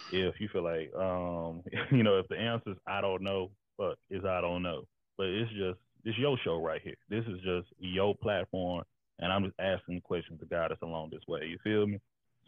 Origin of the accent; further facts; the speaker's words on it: Gulf Coast, United States; You know, I'm on the Pacific Northwest right now, but I'm from the Third Coast.